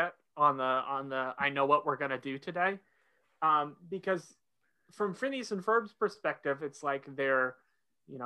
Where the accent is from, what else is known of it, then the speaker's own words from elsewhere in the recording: Oklahoma, United States; moved away as an adult; now in North Carolina, United States; I grew up in Oklahoma, going to school in North Carolina